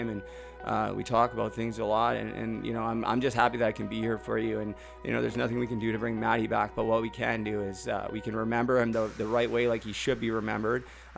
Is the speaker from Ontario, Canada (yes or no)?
no; Vancouver, British Columbia, Canada; moved away; I grew up in Vancouver